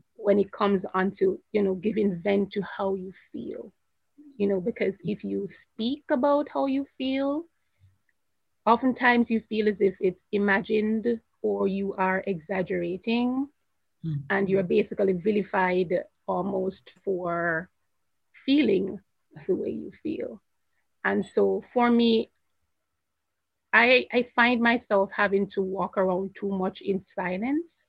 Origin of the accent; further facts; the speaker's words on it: Jamaica; I'm not from America. I'm from Jamaica.